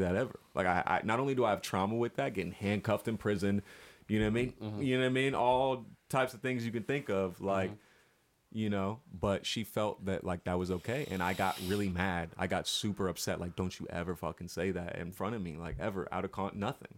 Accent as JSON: {"language": "English", "region": "Florida", "country": "United States", "said": "we're all from Florida here."}